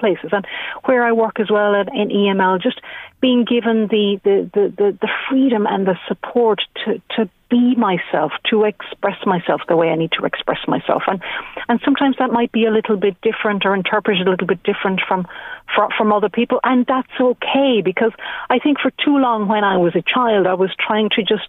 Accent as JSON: {"language": "English", "country": "Ireland", "tie": "born or raised there", "said": "growing up in Ireland"}